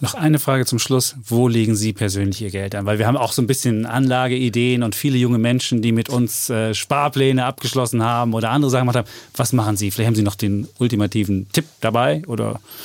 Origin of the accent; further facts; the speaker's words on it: Germany; wir als Deutsche